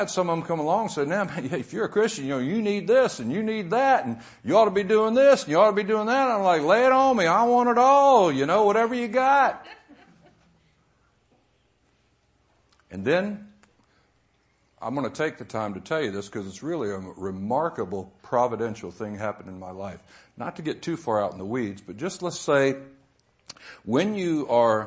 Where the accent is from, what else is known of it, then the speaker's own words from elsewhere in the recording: the South, United States; I was raised in the South, sent to Sunday school as a young kid